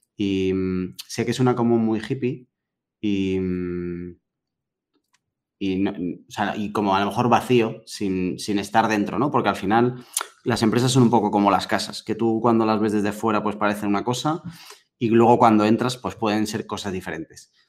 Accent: Madrid, Community of Madrid, Spain; yo soy de, aquí, de Madrid de toda la vida

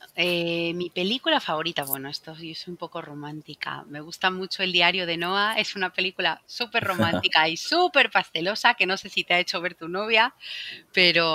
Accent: Bolivia; now in Spain; el Salar de Uyuni, que está en mi país

